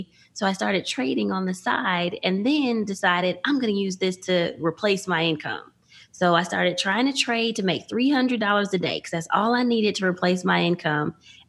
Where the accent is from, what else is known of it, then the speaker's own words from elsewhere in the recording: Dallas, Texas, United States; I grew up in Dallas area. I went to Bowie.